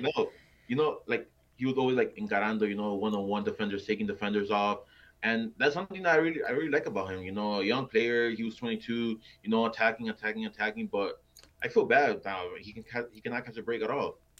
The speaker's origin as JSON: {"language": "English", "town": "Miami", "region": "Florida", "country": "United States", "said": "I'm from Miami"}